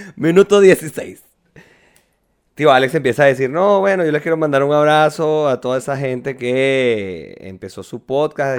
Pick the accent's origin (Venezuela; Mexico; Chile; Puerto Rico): Venezuela; moved away; En mi pueblito era tarifa plana los taxis